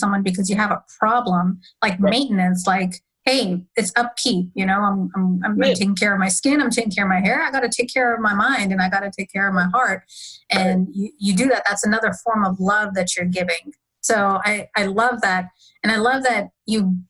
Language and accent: English; Pakistan; I'm South Asian from Pakistan, Muslim community